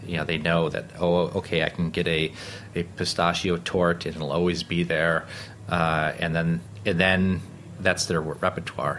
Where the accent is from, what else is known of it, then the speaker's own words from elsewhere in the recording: Rochester, New York, United States; moved away as an adult; also born or lived in Kassel, Germany; now in New York City, United States; growing up in Rochester